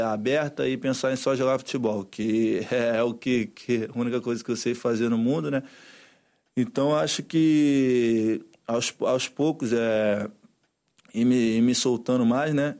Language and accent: Portuguese; Brazil; moved away; eu como brasileiro